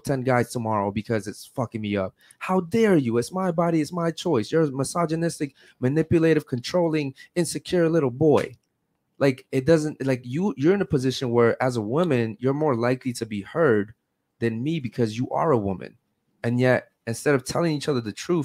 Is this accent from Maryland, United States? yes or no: yes; Baltimore, Maryland, United States; moved away; I come from Baltimore, Maryland, where all you see is murders, drugs, and all anything bad you can think